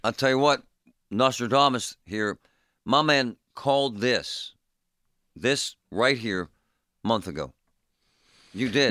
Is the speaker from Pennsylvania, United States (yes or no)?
yes; Pittsburgh, Pennsylvania, United States; In my neighborhood, growing up in Groovy Side and in Bloomfield